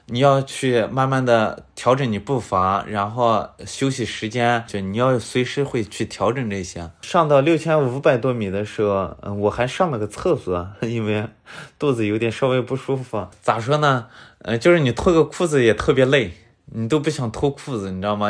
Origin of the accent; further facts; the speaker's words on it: Linxia, Gansu, China; 我是，呃，甘肃临夏的